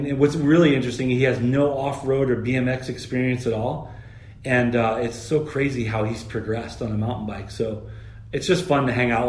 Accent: Cape Coral, Florida, United States; moved away as an adult; also born or lived in California; I grew up in Florida, and my home track was Cape

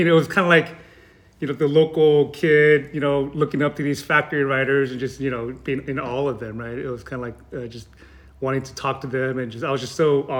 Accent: Santa Clarita, California, United States; also born or lived in Korea; now in Irvine, United States; I grew up in Canyon Country, which is a division of Santa Clarita Valley.

